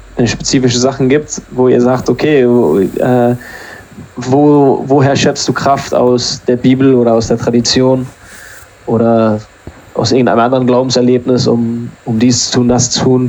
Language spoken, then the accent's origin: German; Germany; now in England; ich bin ja in Deutschland zur Schule gegangen